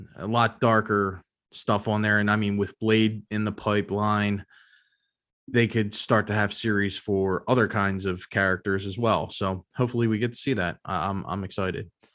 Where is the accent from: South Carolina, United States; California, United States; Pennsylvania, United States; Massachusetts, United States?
Pennsylvania, United States; Philadelphia; I am from Philadelphia